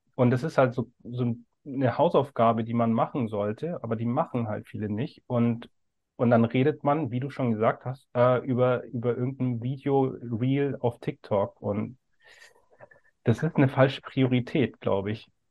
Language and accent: German; Bavaria, Germany; ich bin ja aus Bayern